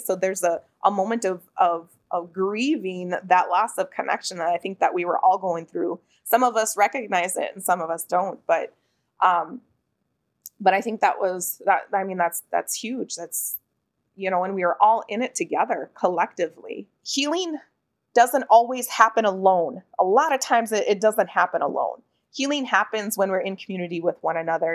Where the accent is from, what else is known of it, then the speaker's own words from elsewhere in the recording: Pine County, Minnesota, United States; moved away as an adult; I currently reside in the urban area, but I'm still very much a part of my hometown, which is located in Pine County.